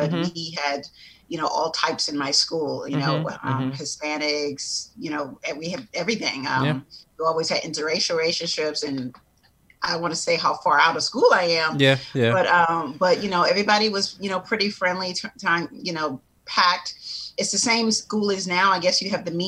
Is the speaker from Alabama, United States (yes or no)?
no; Charleston, South Carolina, United States; moved away as an adult; also born or lived in Bronx, New York / New York; now in Georgia, United States; I was born in the Bronx, and I lived there until I was about 8 or 9 years old. And then I went to Charleston, South Carolina. And the day I graduated high school in South Carolina, I zipped right back to New York